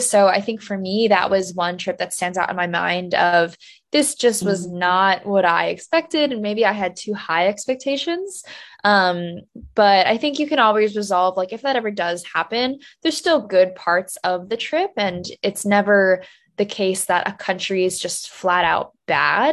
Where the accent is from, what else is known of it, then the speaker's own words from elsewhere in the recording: New Jersey, United States; I grew up in New Jersey